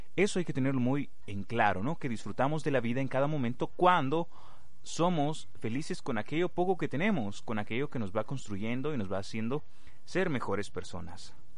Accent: Guatemala; para nosotros como guatemaltecos

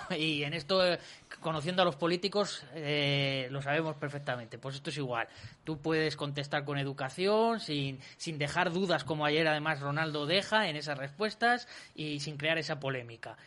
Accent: Valladolid, Castile and León, Spain; somos los vallisoletanos

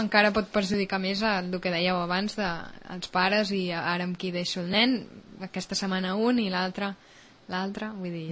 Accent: Catalonia, Spain; som catalans

